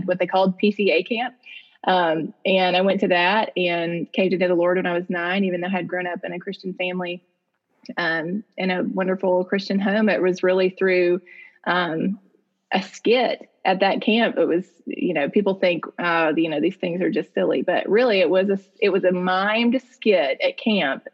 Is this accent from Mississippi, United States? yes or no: yes; Jackson, Mississippi, United States; I'm in Jackson, Mississippi. Born and raised here, still live here